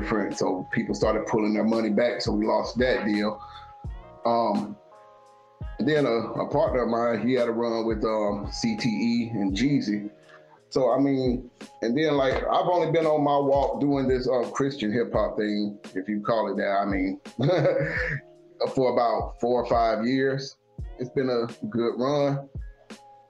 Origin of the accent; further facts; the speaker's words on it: Columbus, Georgia, United States; also born or lived in Germany; I'm from Columbus, Georgia